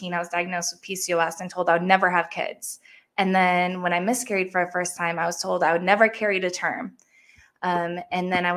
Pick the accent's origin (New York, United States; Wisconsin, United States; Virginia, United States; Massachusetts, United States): Massachusetts, United States; I grew up in Massachusetts.